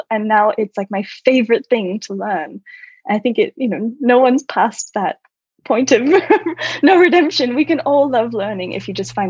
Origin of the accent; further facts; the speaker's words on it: Australia; Yes, so I was born in Australia, and I say I'm Australian because that's where I'm born, but I've never felt that connected to any one particular culture.